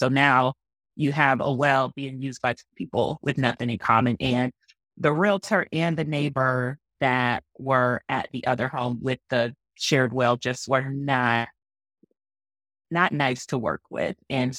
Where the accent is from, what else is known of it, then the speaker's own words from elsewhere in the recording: Atlanta, Georgia, United States; moved away; I'm from Atlanta, still have family in Atlanta.